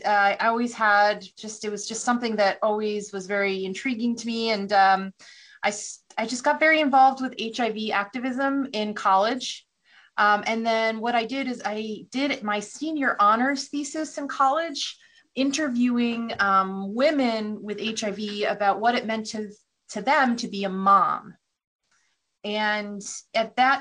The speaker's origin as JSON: {"language": "English", "town": "New Haven", "region": "Connecticut", "country": "United States", "tie": "born or raised there", "said": "I grew up outside of New Haven, Connecticut, so Yale was very close"}